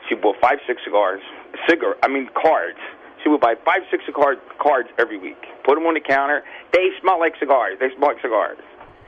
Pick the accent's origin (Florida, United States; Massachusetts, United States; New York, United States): Florida, United States; I grew up in the South Florida tiny market.